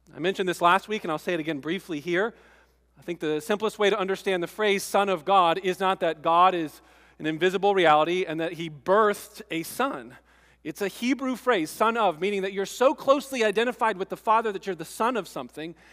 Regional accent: East Coast, United States; moved away; I grew up on the East Coast

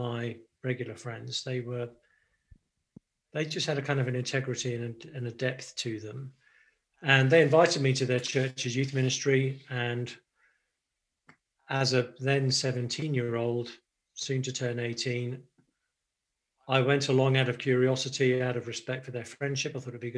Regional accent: United Kingdom; moved away as an adult; now in Nashville, United States; I'm actually British. So I grew up in the UK, have only been really in the States making this my base in the last year or two

